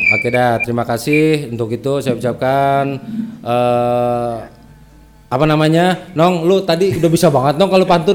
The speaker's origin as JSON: {"language": "Indonesian", "area": "Betawi", "region": "Jakarta", "country": "Indonesia", "said": "emang omongan kita begitu ya, orang Betawi ya?"}